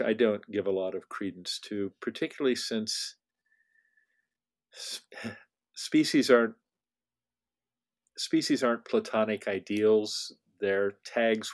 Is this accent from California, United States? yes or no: yes; California, United States; I'm a Californian